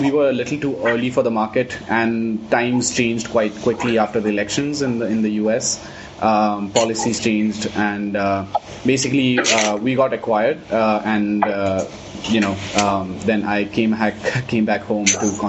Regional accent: Delhi, India; moved away as an adult; also born or lived in United States; I was obviously born and brought up in Delhi, in India

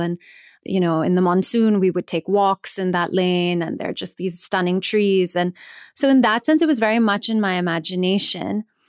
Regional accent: New Jersey, United States; I grew up in New Jersey.

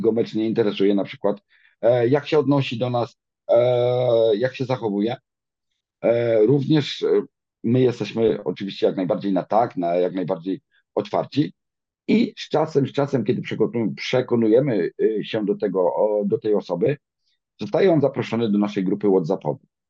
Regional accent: Dąbie, Greater Poland, Poland; now in Cologne, Germany; Pochodzę z Dąbia nad Nerem, jest to w okolicach Konina. Małe miasteczko.

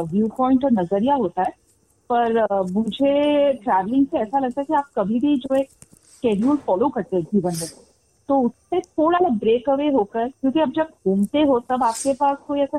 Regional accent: Guwahati, Assam, India; also born or lived in Delhi; now in Raipur, India; uh, मैं born and brought up मैं गुवाहाटी हूँ असम

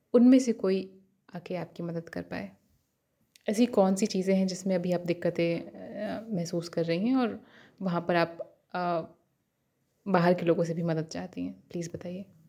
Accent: Purvanchal, India; मैं पूर्वांचल से हूँ

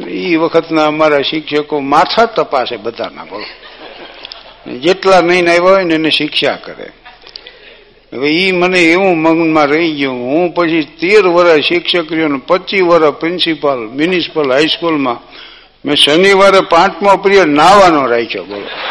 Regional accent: Gujarat, India; અમારું ગામ ભાગશાળી એટલા માટે છે કે બે તળાવ ગામની વચ્ચે તળાવ છે

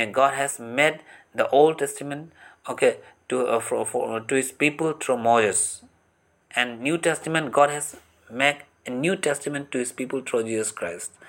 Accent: Assam, India; मैं आसाम से बिलोंग करता हूँ

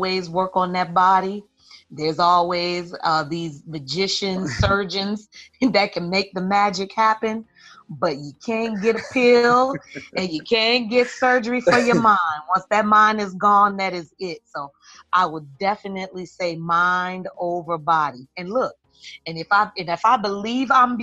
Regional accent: Miami, Florida, United States; growing up in Miami, Florida

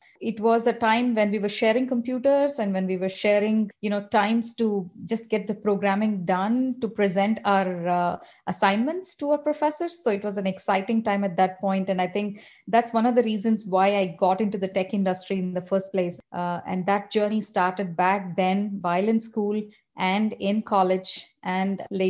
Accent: Hyderabad, Telangana, India; And I come from Hyderabad. I was born and brought up

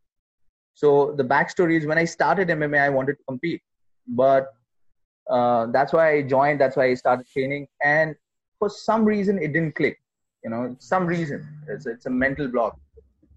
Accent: Kolkata, West Bengal, India; I'm from Calcutta

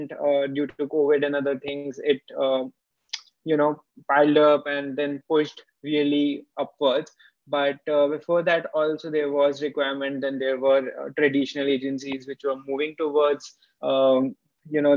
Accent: Jaipur, Rajasthan, India; moved away as an adult; also born or lived in Bangalore; My hometown is Jaipur, and I moved to Bangalore just to understand startup system well

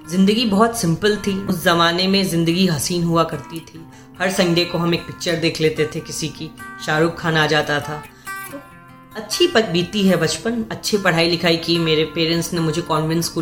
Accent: Patna, Bihar, India; also born or lived in Buxar / Jamshedpur; मेरा बचपन पटना में बीता मेरी पूरी जिंदगी पटना में और एक छोटा सा शहर है बक्सर

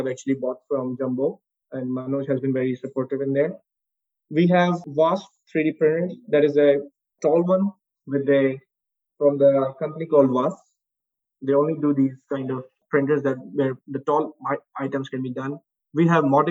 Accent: Pakistan; moved away as an adult; also born or lived in United States; now in Dubai, United Arab Emirates; in Pakistan, in my home country.

